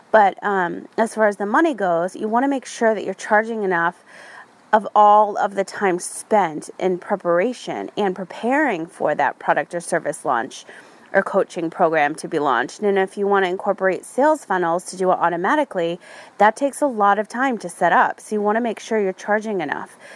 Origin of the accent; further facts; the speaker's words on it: Ireland; My font was Gaelic. I'm Irish, so that had a meaning to me, and I own that font.